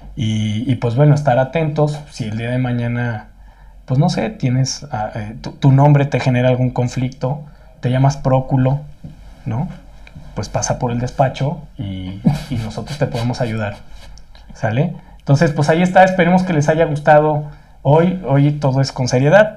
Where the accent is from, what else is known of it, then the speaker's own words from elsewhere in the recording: Mexico; ya sabemos cómo somos los mexicanos